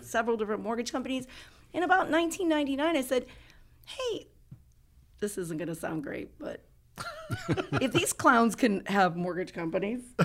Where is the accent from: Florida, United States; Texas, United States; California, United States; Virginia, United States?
Florida, United States; Tarpon Springs; my hometown of Tarpon Springs, Florida